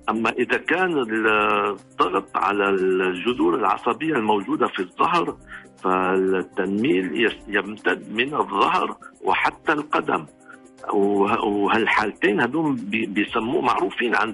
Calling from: Riyadh, Riyadh Province, Saudi Arabia; آه من الرياض

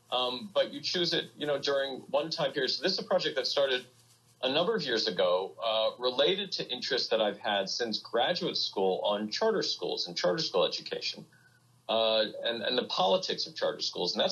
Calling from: New York City, New York, United States; So I, am in Brooklyn. We live in uh, the Kensington Windsor Terrace section of Brooklyn, uh, which is is nearly completely shut down.

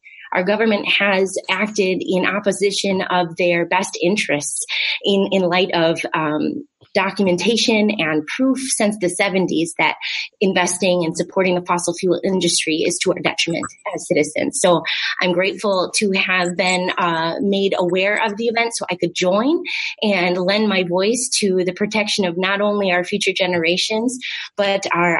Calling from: Wisconsin, United States; I would just like to acknowledge that I'm joining you from Indigenous land here in Wisconsin.

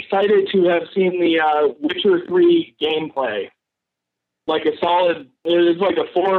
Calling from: Massachusetts, United States; I'm calling from Massachusetts.

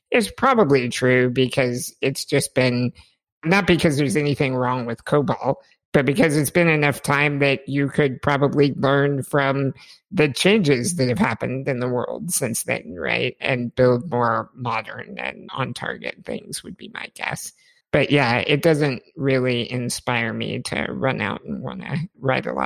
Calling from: Oklahoma, United States; I'm in Oklahoma, so right about in the middle of the U.S.

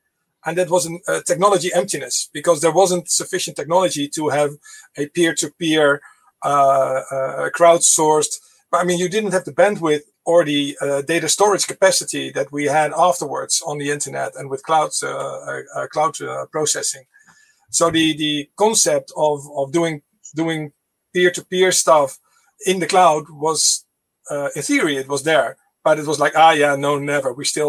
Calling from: Amsterdam, North Holland, Netherlands; All right, so I'm in Amsterdam, in a attic somewhere in an apartment.

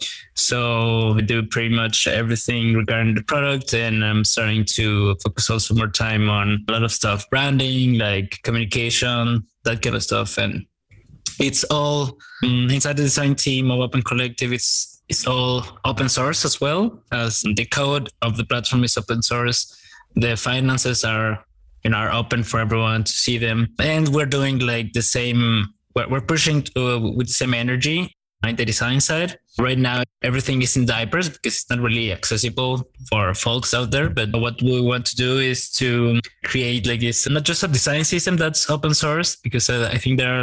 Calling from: Guadalajara, Jalisco, Mexico; English is a second language; I'm dialing from Mexico, a city called Guadalajara, and I lead design operations at opencollective.com.

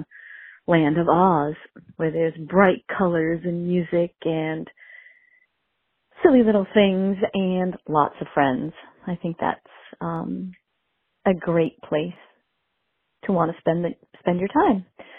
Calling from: Bedford, New Hampshire, United States; I'm calling from Bedford, New Hampshire.

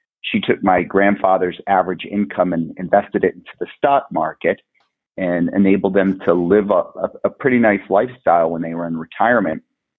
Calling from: Bend, Oregon, United States; I'm calling in from beautiful Bend, Oregon.

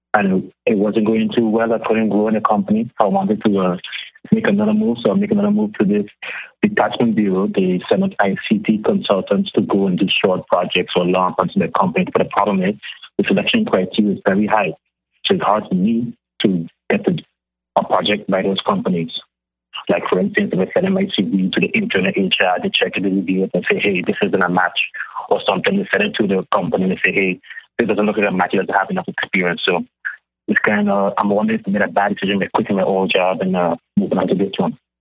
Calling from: Netherlands; I'm calling from the Netherlands

